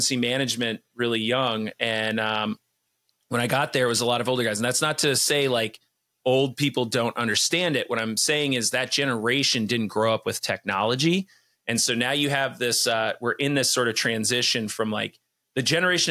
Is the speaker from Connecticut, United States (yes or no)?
no; Vermont, United States; I dialed into my home state